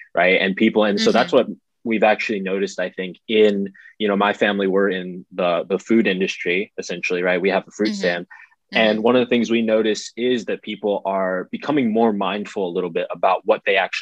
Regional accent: United States; as an American

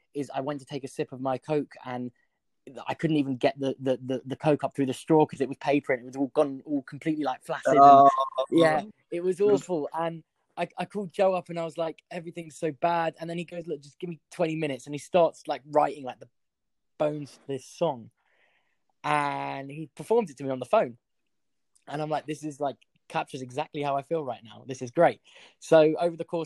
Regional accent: London, United Kingdom; I'm a singer. I'm from North London.

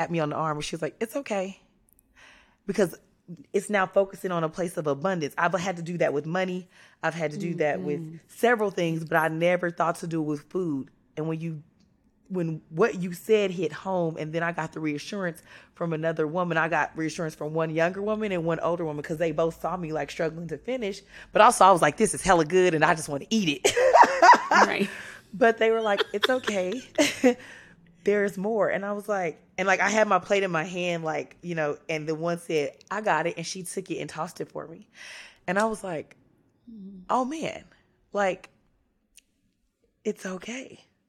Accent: California, United States; And I was raised in California by a man from Mississippi and a woman from Texas.

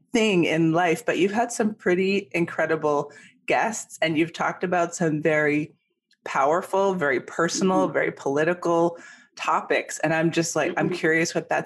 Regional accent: Ontario, Canada; moved away as an adult; now in United States; I grew up in Canada and moved to the United States 7 years ago.

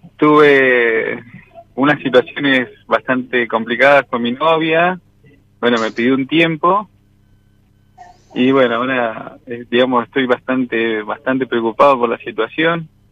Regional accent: southern Mendoza, Argentina; Del sur de Mendoza, de un pueblito.

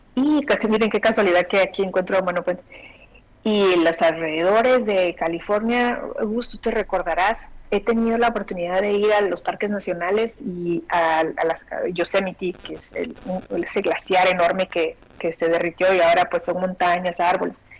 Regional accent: Guatemala; moved away; en mi niñez, en mi adolescencia, la televisión que llega a Guatemala llegaba, era argentina

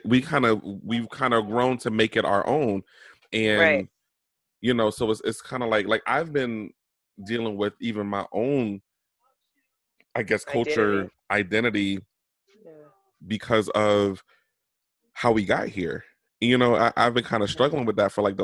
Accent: Norfolk, Virginia, United States; I came from Norfolk General Hospital in Virginia

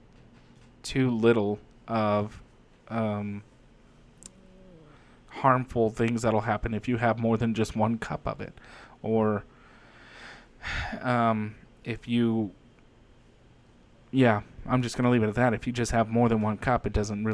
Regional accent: United States; I'm an American first, but you know, when you dig deep and you do your genealogy and you find out, well, I'm also Irish and I'm Swedish

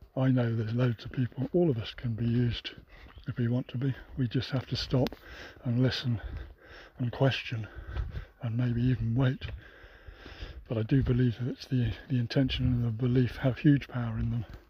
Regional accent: United Kingdom; it is my home country

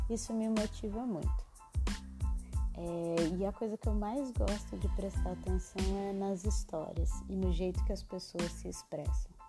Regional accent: Minas Gerais, Brazil; Eu, como uma boa mineira, adoro uma história mas em Minas, o que, a gente, o que eu sempre percebi é que o mineiro gosta de contar aquele caos comprido

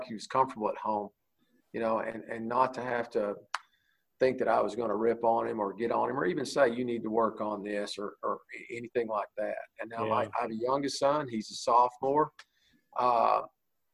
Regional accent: Bowie, Texas, United States; I moved there when I was four, and my dad was the coach there for, I think, 25 years

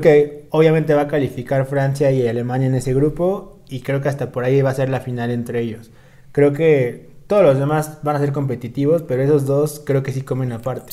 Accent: Mexico; como mexicanos

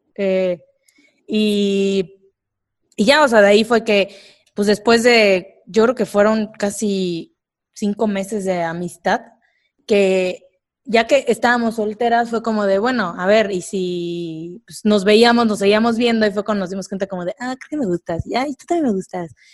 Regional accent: Córdoba, Veracruz, Mexico; now in Mexico City, Mexico; yo soy de Córdoba

